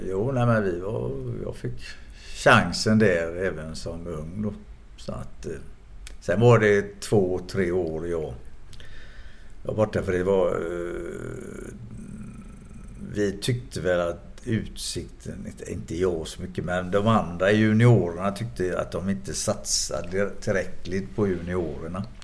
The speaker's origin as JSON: {"language": "Swedish", "town": "Gothenburg", "region": "Västra Götaland", "country": "Sweden", "tie": "born or raised there", "said": "Jag är uppvuxen i Frölunda."}